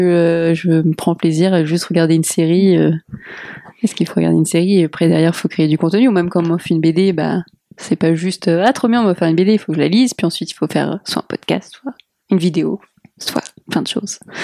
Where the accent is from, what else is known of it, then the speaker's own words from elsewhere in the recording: Portugal; je suis portugaise